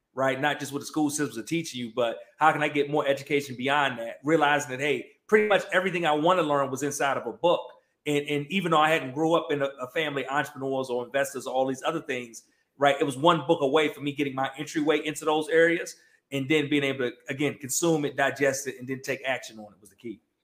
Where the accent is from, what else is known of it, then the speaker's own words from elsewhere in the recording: Prince George's County, Maryland, United States; now in Atlanta, United States; I'm from um, Prince George's County, Maryland, right? Uh, DMV area, but I, live in Atlanta now, but I'm, I'm originally from the DMV. Um, grew up there